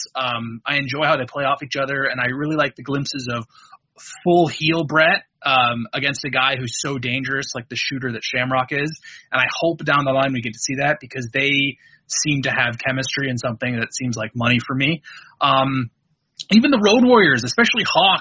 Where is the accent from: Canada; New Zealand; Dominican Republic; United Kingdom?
Canada; I'm a Canadian